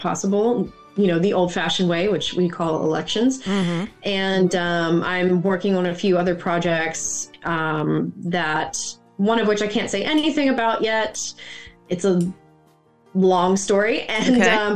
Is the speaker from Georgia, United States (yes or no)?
no; Mississippi, United States; also born or lived in Maryland; now in Florida, United States; I grew up in Mississippi, the poorest state in the country.